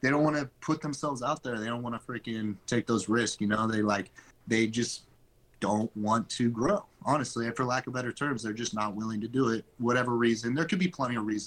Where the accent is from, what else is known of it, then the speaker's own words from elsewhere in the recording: Chico, California, United States; I'm from Chico, California.